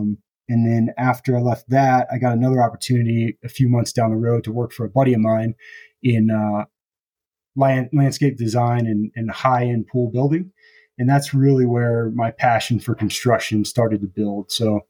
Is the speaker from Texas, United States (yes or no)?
yes; Texas, United States; moved away as an adult; now in Colorado, United States; We're both originally from Texas.